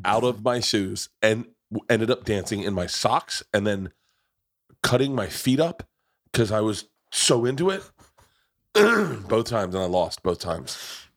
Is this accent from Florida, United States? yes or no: yes; Tampa, Florida, United States; I grew up in Tampa